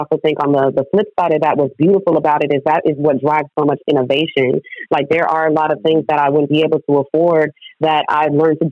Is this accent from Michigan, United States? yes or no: no; San Diego, California, United States; also born or lived in Oakland; I grew up in San Diego, although I did spend a lot of time in Oakland and still